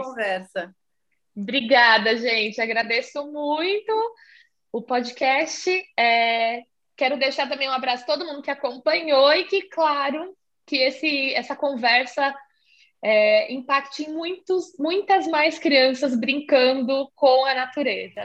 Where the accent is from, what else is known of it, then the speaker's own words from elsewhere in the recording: São Paulo, Brazil; eu sou aqui de São Paulo